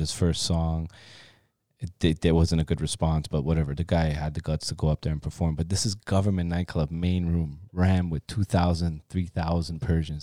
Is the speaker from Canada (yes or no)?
yes; Toronto, Ontario, Canada; also born or lived in Iran; me growing up in Toronto, there was, like, we grew up in Forest Manor